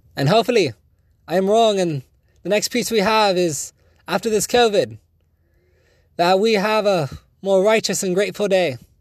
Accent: United States; a proud American

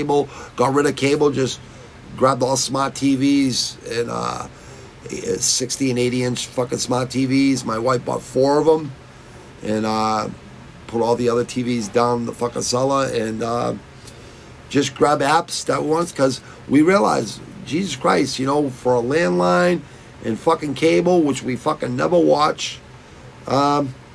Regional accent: United States; I was born in America

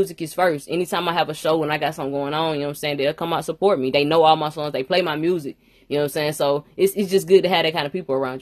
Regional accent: Alabama, United States; I'm actually from Alabama, you know what I'm saying? A little country, little girl

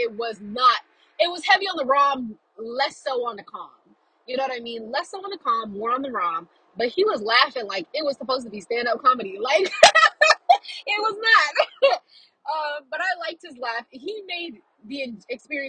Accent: Louisiana, United States; I'm from Louisiana

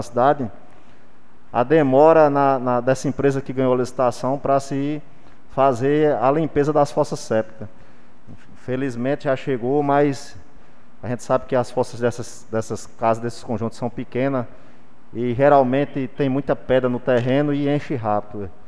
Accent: Jardim do Seridó, Rio Grande do Norte, Brazil; a minha cidade, e minha terra

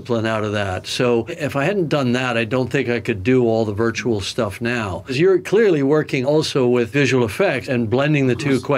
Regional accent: Canada; As a Canadian

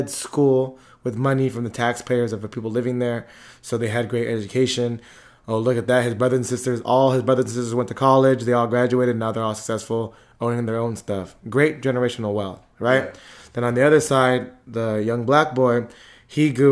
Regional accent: Antioch, California, United States; I grew up in apartments on Sycamore

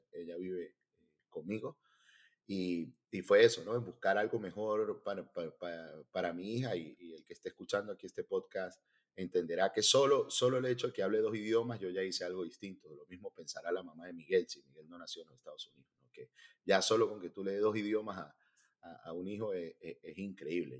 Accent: Venezuela; moved away as an adult; also born or lived in Miami; now in United States; En mi caso soy venezolano, este, yo tengo 42 años y cuando me vine hace eh, casi ocho años

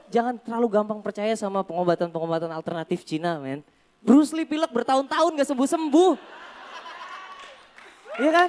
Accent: Jakarta, Indonesia; Jadi gue lahir dan dibesarkan di Jakarta.

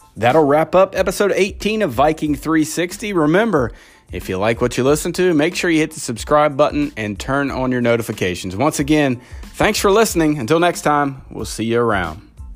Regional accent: Kentucky, United States; as a guy growing up in Kentucky

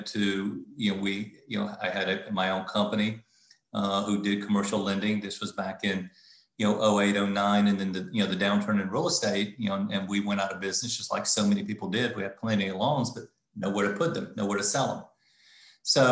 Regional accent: the Carolinas, United States; also born or lived in South Florida; now in Charlotte, United States; I was in South Florida at the time, but I'm from the Carolinas

